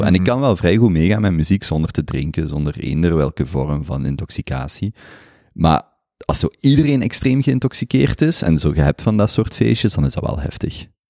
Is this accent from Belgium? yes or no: yes; Belgium; als Belg